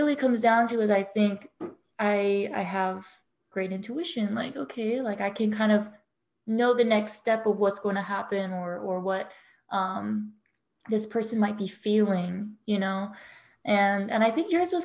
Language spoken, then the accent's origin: English; Hawaii, United States; I grew up in Hawaii